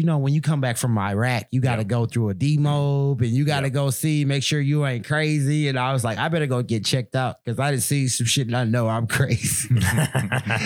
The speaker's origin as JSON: {"language": "English", "region": "Michigan", "country": "United States", "tie": "born or raised there", "also_born_or_lived": "Baton Rouge, Louisiana", "said": "I'm a Louisiana boy for life. But I grew up in Michigan"}